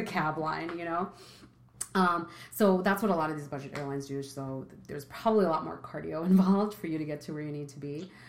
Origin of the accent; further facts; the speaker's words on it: New York, United States; As a New Yorker